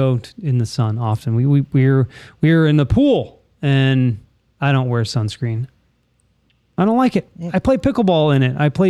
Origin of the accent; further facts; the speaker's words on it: California, United States; I roll my R because I'm from California.